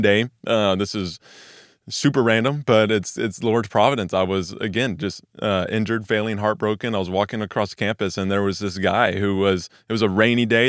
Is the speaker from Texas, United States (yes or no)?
yes; Weatherford, Texas, United States; now in Dallas, United States; I grew up in Weatherford, Texas, which is about an hour west of Watermark here